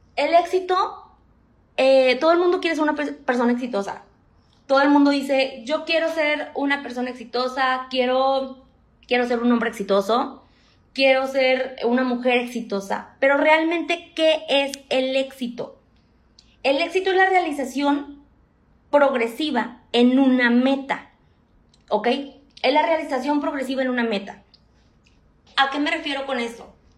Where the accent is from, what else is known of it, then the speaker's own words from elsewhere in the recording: Monterrey, Nuevo León, Mexico; tengo 28 años, soy de Monterrey